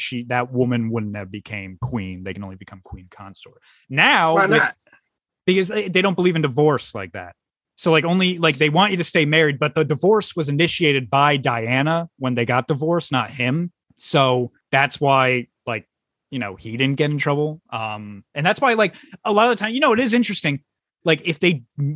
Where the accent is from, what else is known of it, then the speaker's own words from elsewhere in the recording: United States; as an American